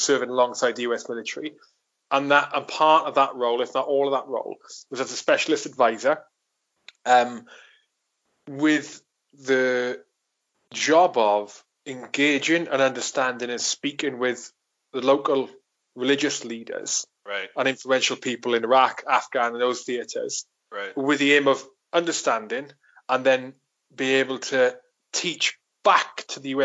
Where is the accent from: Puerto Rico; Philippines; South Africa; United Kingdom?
United Kingdom; Wales; now in England; I was born in Wales. And although my parents aren't Welsh speakers, they're Scottish and Irish themselves. I learned Welsh when I was in school, and now I live in England